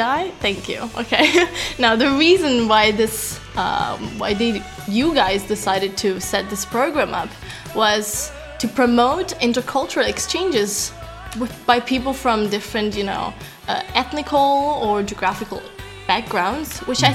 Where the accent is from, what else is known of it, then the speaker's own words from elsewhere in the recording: Sicily, Italy; now in Trento, Italy; when I first moved here, it was such a big change for me as well because I come from Sicily